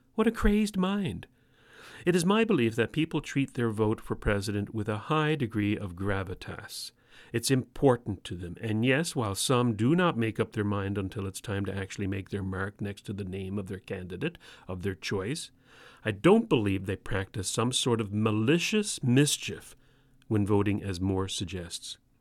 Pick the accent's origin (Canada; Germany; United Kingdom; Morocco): Canada; if I were an American and I'm not, remember folks, I'm Canadian